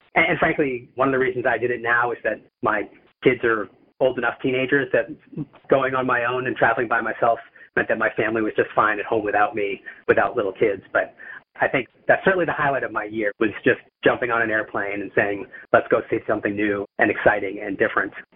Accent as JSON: {"language": "English", "country": "United States"}